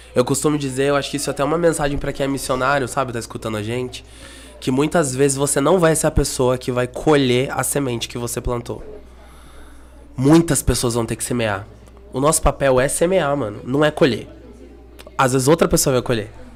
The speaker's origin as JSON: {"language": "Portuguese", "town": "Curitiba", "region": "Paraná", "country": "Brazil", "tie": "born or raised there", "said": "eu sou natural de Curitiba"}